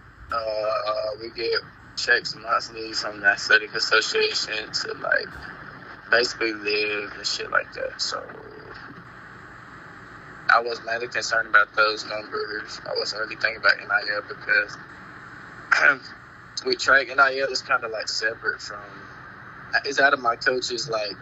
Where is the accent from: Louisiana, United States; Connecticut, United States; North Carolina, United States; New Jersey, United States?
North Carolina, United States; Charlotte; I'm from Charlotte, North Carolina. Born and raised.